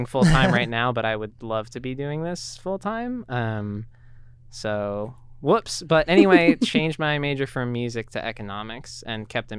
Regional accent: Northern California, United States; moved away as an adult; now in Tacoma, United States; we actually both came to UPS from California. Stella's from Southern California. I'm from Northern California.

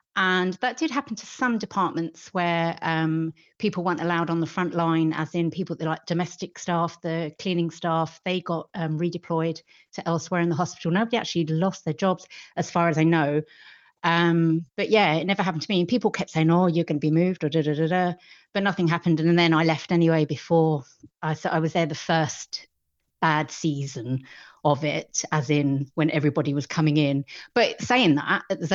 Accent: London, United Kingdom; moved away as an adult; also born or lived in west of Ireland; now in Ireland; I was born in London, but we moved here. We live in Kilchmyre, the west of Ireland, and we moved here about 20 years ago now

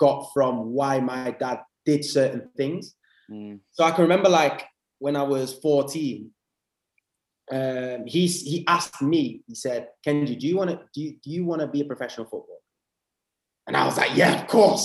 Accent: England, United Kingdom; accent: English; also born or lived in Spijkenisse, Netherlands / Amsterdam, Netherlands / Huddersfield, England; So we moved as a family to England, and that's when I was five. So that's why I've got an English accent. I literally grew up in England

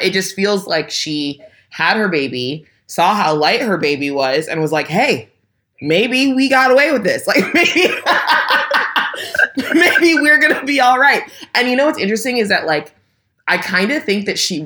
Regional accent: California, United States; I'm black and from California

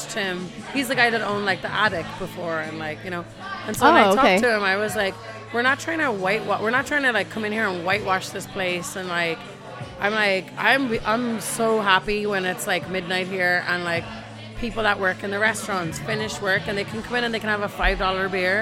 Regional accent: Ireland; now in San Francisco, United States; I'm Irish

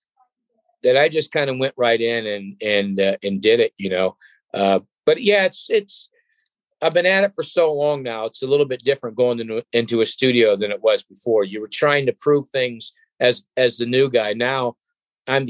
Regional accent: Cleveland, Ohio, United States; my hometown crowd there in Cleveland, Ohio

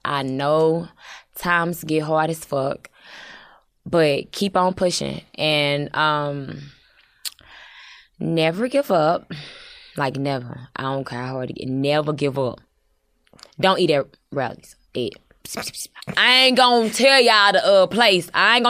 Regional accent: St. Louis, Missouri, United States; I'm from the Lou.

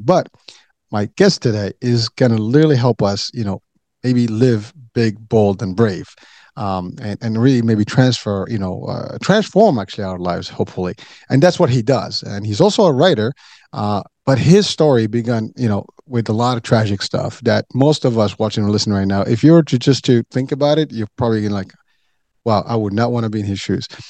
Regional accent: Morocco; moved away

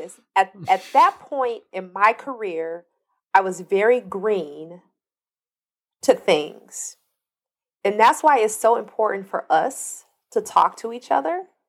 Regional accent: Compton, California, United States; I'm from Compton

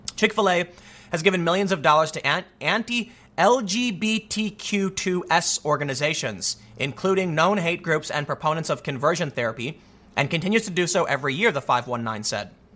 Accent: Chicago, Illinois, United States; grew up in Chicago

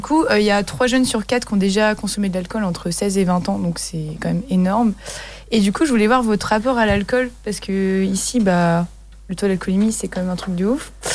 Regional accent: Brittany, France; on est breton

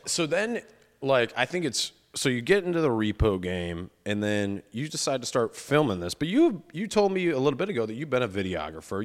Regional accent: Cleveland, Ohio, United States; I'm from Cleveland

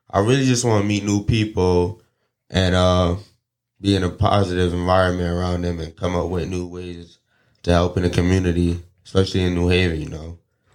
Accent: New Haven, Connecticut, United States; I was born in New Haven

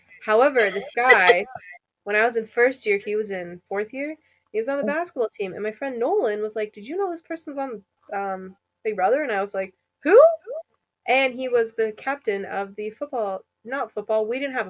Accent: East of England, United Kingdom; I'm from Essex. So I don't actually know. Next thing you know, I'm on the Geordie Shore.

